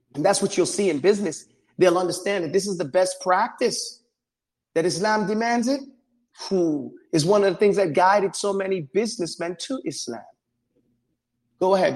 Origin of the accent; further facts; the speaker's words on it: New York City, New York, United States; I grew up in New York City